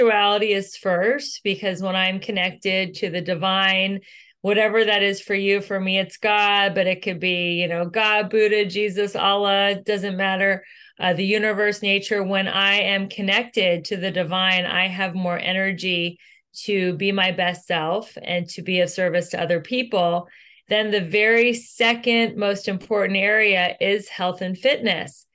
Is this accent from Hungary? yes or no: no; Ohio, United States; moved away as an adult; also born or lived in Los Angeles; I am originally from Ohio